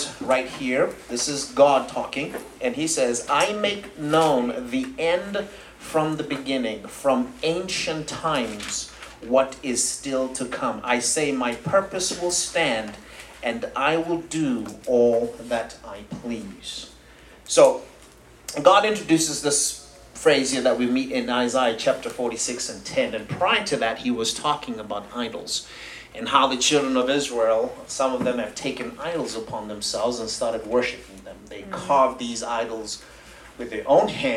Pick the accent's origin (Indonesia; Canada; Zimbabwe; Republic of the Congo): Zimbabwe; moved away as an adult; also born or lived in Tulsa, Oklahoma; now in United States; I'm originally from Zimbabwe in Southern Africa. I came here in 2005